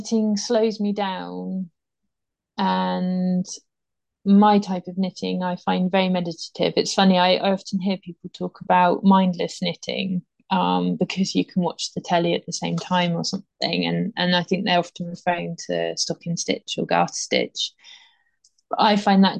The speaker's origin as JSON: {"language": "English", "area": "Dorset", "region": "South West England", "country": "United Kingdom", "tie": "born or raised there", "also_born_or_lived": "Pyrenees, France", "moved": "yes", "lives_now": "France", "said": "I grew up in Dorset by the sea"}